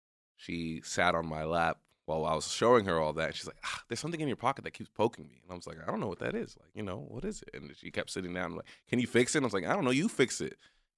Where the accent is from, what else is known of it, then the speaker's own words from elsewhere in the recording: Texas, United States; we were at my childhood home, or, like, the home I grew up in Texas.